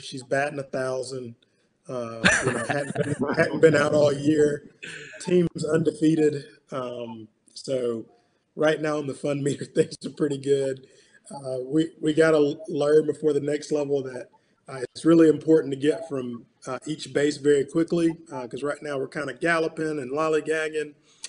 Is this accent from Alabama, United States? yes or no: yes; Montgomery, Alabama, United States; born or raised there